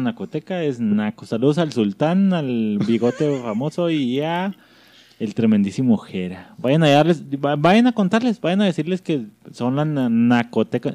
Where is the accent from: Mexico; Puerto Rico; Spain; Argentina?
Mexico; northern Mexico; accent: northern; Somos del norte, no tenemos amigos y somos tenemos acento marcado